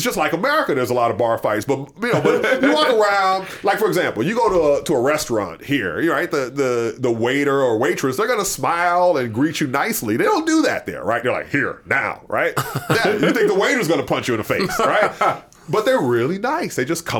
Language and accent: English; Mississippi, United States; where I grew up in Jasper County, Mississippi, my mom would send me the newspapers from my hometown.